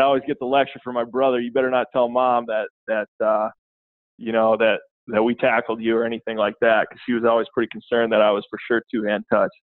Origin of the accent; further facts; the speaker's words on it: Redwood Falls, Minnesota, United States; moved away; I grew up in in Redwood Falls, Minnesota, uh, small town, 5,000, 5,500 people, southwestern Minnesota